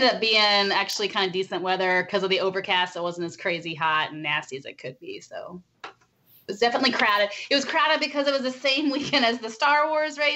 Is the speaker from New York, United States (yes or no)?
no; Ohio, United States; moved away as an adult; now in Florida, United States; I'm from Ohio